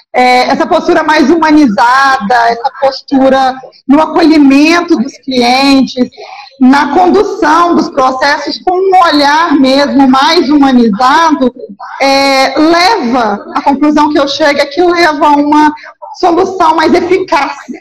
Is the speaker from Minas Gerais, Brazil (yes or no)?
yes; Minas Gerais, Brazil; accent: mineiro